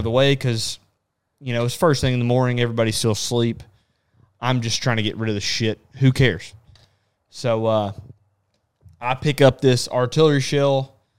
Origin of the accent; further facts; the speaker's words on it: Texas, United States; I'm from Texas